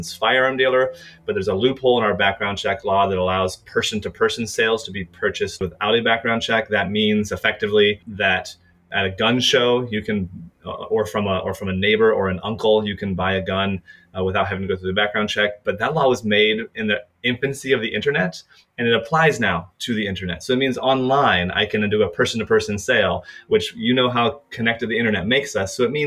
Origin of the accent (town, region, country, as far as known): United States